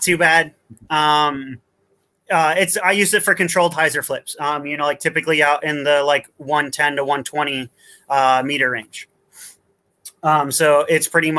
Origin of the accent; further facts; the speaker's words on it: Vermont, United States; now in Wellington, New Zealand; I was born in Vermont, the United States.